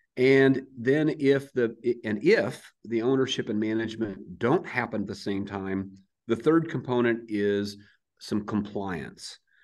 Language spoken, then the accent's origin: English; Crawfordsville, Iowa, United States; moved away as an adult; also born or lived in Adel, Iowa; now in Bella Vista, United States; I grew up in Southeast Iowa, a little town called Crawfordsville, but out in the country. So I'm a farm kid